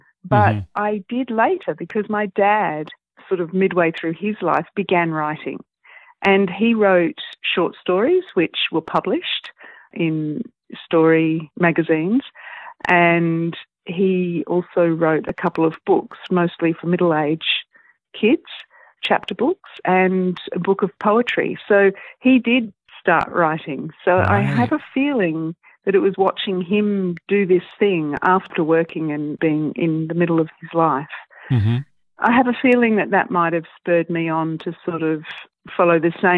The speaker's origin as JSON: {"language": "English", "country": "United Kingdom", "tie": "born there", "said": "I was born in the UK, so I am a British citizen."}